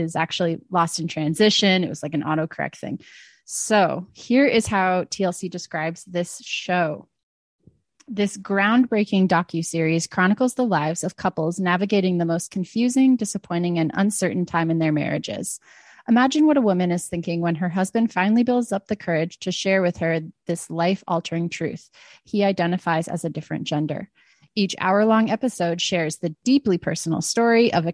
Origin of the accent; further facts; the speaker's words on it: United States; I'm the dumb American